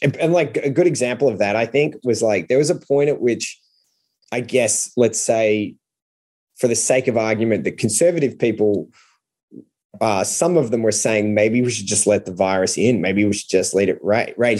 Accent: Australia; as an Australian as a non-American

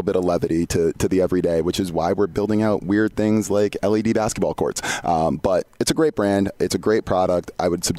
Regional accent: Southern Connecticut, United States; now in Atlanta, United States; I grew up in Southern Connecticut, where Donovan's from

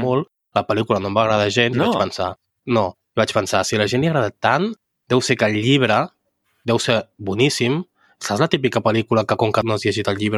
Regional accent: Catalonia, Spain; com a bon català, has de buscar una biblioteca si has d'anar al lavabo perquè és gratis

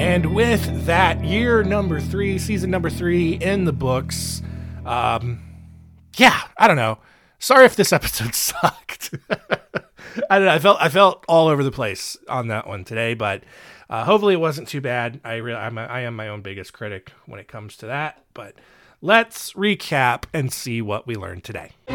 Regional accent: North Carolina, United States; North Carolina, uh, my home state, the state where this show is produced

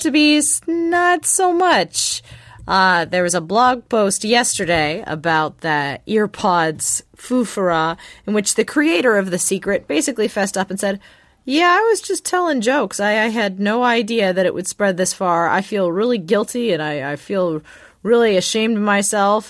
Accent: Los Angeles, California, United States; I had friends who lived in West Covina when I was growing up in Los Angeles

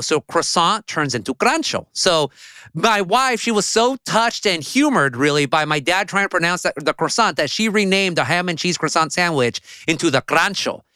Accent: Orange County, California, United States; first language Spanish; English is a second language; growing up in Orange County

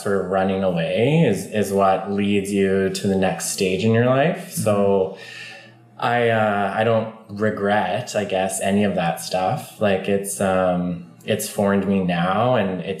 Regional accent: Stony Plain, Alberta, Canada; moved away as an adult; now in Squamish, Canada; I'm from Stony Plain, Alberta

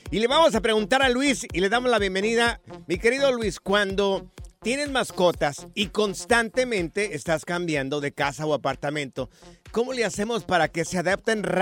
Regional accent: Nicaragua; No, pues yo soy nicaragüense, pero

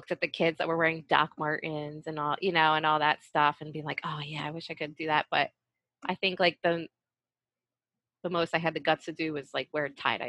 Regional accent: West Chester, Pennsylvania, United States; moved away as an adult; also born or lived in New York; So Westchester, it's a suburb outside of Philly.

